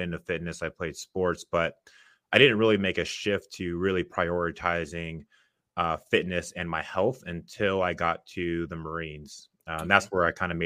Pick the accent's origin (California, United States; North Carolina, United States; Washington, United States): Washington, United States; Seattle; moved away as an adult; now in Dallas, United States; I'm from originally from Seattle, Washington.